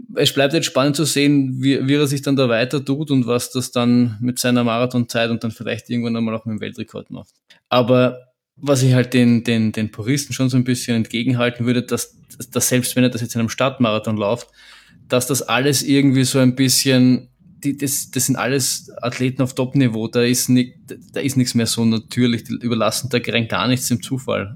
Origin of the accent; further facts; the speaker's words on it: Vienna, Austria; wir als Wiener oder um, Wien-Umkreisigerer